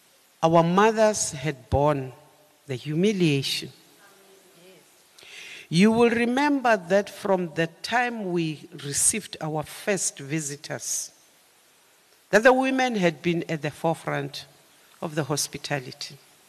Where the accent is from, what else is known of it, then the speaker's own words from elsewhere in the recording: South Africa; We participated as South African women in the drafting of the Freedom Charter.